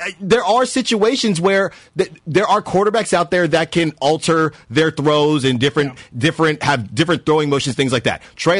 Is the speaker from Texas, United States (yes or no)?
no; Norfolk, Virginia, United States; moved away; I was born in Norfolk.